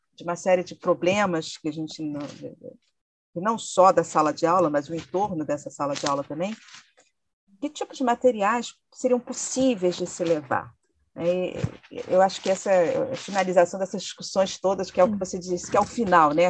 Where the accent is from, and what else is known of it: Brazil